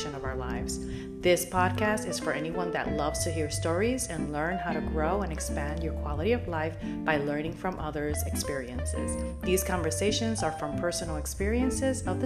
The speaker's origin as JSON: {"language": "English", "town": "New York City", "region": "New York", "country": "United States", "tie": "born or raised there", "moved": "yes", "lives_now": "Florida, United States", "said": "I grew up in New York City and currently live in sunny Florida"}